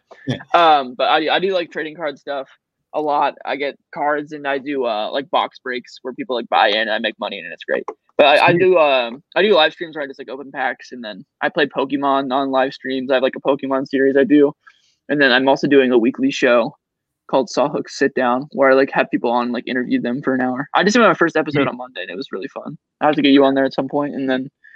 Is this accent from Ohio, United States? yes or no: yes; Cincinnati, Ohio, United States; I'm from Cincinnati